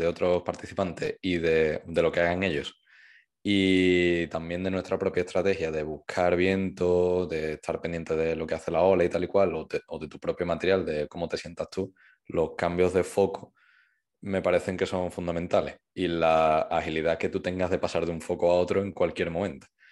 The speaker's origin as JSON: {"language": "Spanish", "town": "Seville", "region": "Andalusia", "country": "Spain", "said": "Yo soy de Sevilla"}